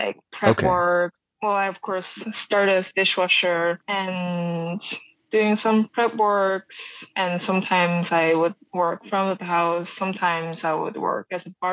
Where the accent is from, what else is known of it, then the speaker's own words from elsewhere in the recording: South Korea; moved away as an adult; now in United States; I grew up in South Korea, like countryside of Korea, and moved to the States in 2012, right after the college